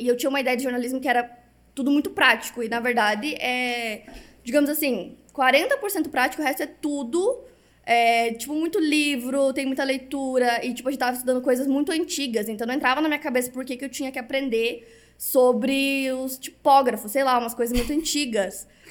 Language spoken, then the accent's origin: Portuguese; Paraná, Brazil; now in São Paulo, Brazil; eu sou paranaense, agora tô morando em São Paulo